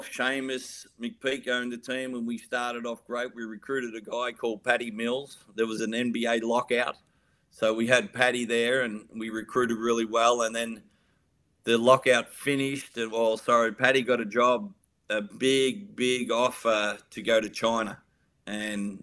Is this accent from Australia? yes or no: yes; Warrnambool, Victoria, Australia; moved away as an adult; also born or lived in Townsville / Melbourne / Perth; I'm from Victoria, born and bred in Warrnambool.